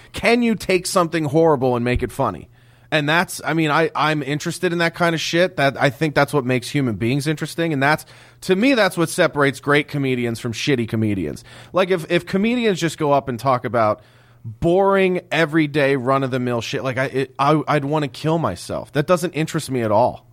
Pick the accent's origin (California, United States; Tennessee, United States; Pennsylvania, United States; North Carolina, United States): Pennsylvania, United States; Philadelphia; I grew up in Philadelphia